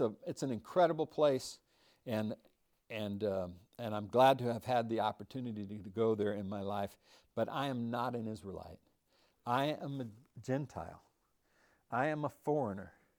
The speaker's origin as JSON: {"language": "English", "country": "United States", "said": "I am an American"}